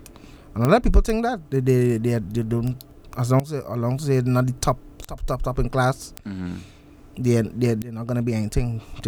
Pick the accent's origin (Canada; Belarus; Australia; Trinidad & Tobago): Trinidad & Tobago; the life in Lavanton where I'm from.